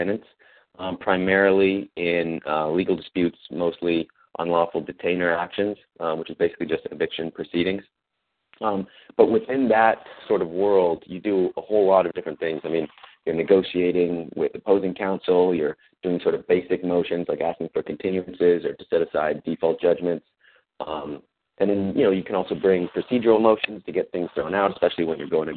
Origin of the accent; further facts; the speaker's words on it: Oakland, California, United States; moved away as an adult; also born or lived in Washington, D.C.; I'm originally from Oakland, California.